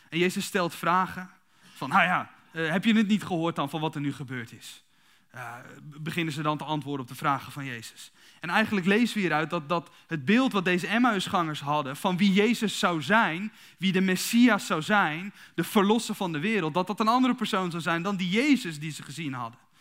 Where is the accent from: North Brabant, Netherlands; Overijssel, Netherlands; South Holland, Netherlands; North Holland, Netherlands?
Overijssel, Netherlands; Kuinre; also born or lived in Emmeloord; Ik ben, ik ben dus geboren in Emmerloort, opgegroeid in Kuinderen.